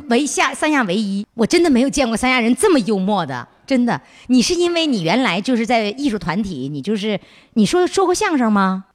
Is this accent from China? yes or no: yes; Northeast China, China; also born or lived in Sanya; 我们东北人